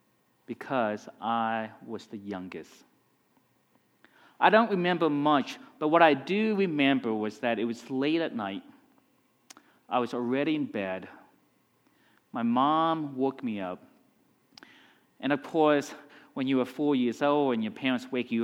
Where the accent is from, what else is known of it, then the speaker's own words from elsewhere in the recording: Vietnam; moved away; also born or lived in Texas; I grew up in Vietnam